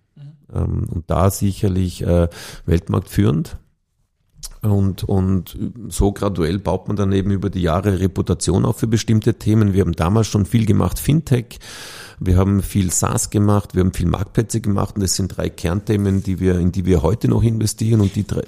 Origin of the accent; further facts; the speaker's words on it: Vorarlberg, Austria; moved away as an adult; now in Vienna, Austria; geboren und aufgewachsen in Vorarlberg